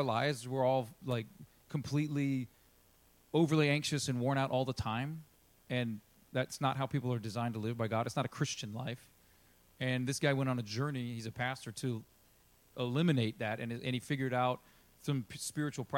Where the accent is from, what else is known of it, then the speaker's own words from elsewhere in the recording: United States; we're American